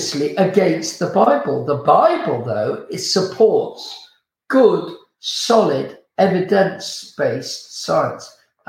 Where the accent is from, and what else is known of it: United Kingdom